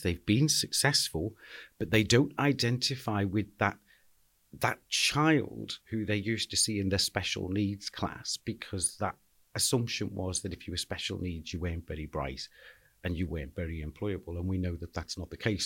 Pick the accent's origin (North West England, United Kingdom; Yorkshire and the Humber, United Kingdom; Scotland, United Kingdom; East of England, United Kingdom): North West England, United Kingdom; Liverpool; I was born and bred in Anfield